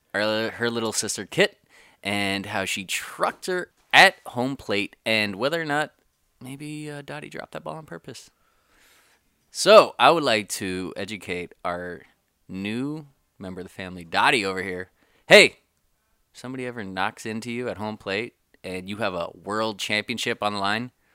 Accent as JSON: {"language": "English", "region": "California", "country": "United States", "tie": "born or raised there", "said": "born and raised in Cali, and I was the first in my family to do so"}